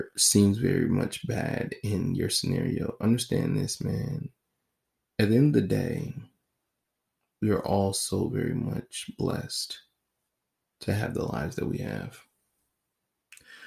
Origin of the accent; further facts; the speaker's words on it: United States; I'm an American